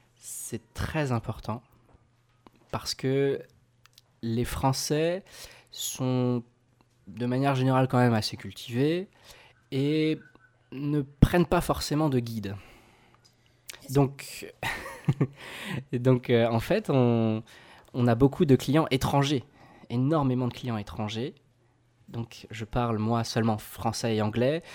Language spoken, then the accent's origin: French; Alsace, Grand Est, France; je viens d'Alsace